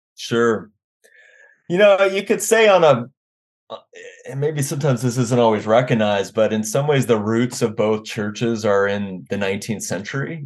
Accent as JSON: {"language": "English", "town": "Washington", "region": "District of Columbia", "country": "United States", "tie": "born or raised there", "also_born_or_lived": "Arkansas / Wisconsin / North Carolina", "moved": "as an adult", "lives_now": "Omaha, United States", "said": "I grew up in the Washington, D C area"}